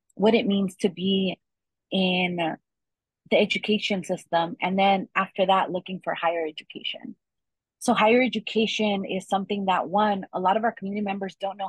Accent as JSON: {"language": "English", "area": "Inland Empire", "region": "California", "country": "United States", "tie": "born or raised there", "also_born_or_lived": "Los Angeles, California / Riverside, California", "said": "I was born here in California. I went to school here in Riverside. I grew up mostly in the Inland Empire. My journey also took me to live in Los Angeles as a child"}